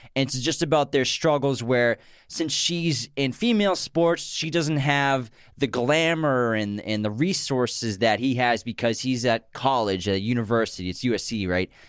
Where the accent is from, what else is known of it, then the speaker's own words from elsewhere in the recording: Massachusetts, United States; growing up in New England and Massachusetts